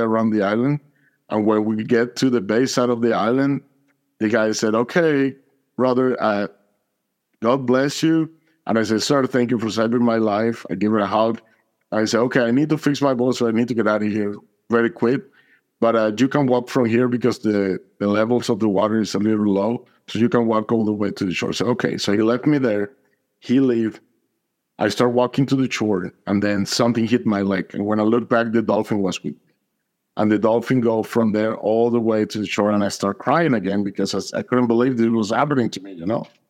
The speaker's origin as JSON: {"language": "English", "town": "Atlanta", "region": "Georgia", "country": "United States", "said": "I'm from Atlanta, Georgia"}